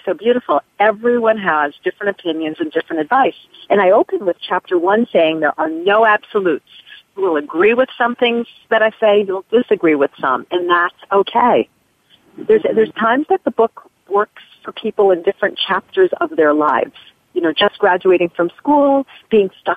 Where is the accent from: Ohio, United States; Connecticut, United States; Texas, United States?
Connecticut, United States; near Hartford; I grew up in Connecticut, right near Hartford